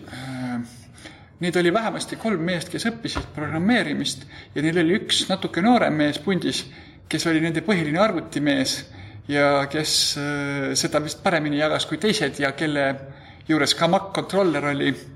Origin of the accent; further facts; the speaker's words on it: Tartu, Tartu County, Estonia; meil oli põhikoolis niisugune vene keele õpetaja, kellega pidi õppima, nii et mul tõenäoliselt oli üsna normaalne vene keele oskus selle vanuse kohta. Tartu kaheteistkümnendas keskkoolis